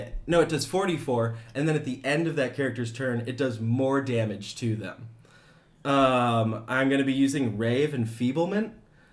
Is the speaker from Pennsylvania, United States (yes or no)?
no; Iowa, United States; I'm from Iowa.